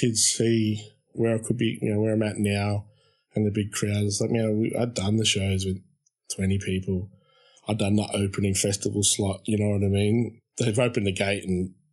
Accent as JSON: {"language": "English", "town": "Shepparton", "region": "Victoria", "country": "Australia", "tie": "born or raised there", "said": "growing up in Shepparton, it was a horrendously racist town."}